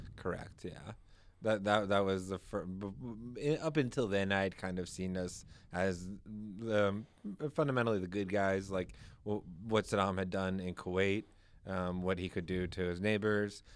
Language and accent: English; Maryland, United States; moved away as an adult; also born or lived in Virginia; now in New Hampshire, United States; I grew up in Maryland, right outside of D C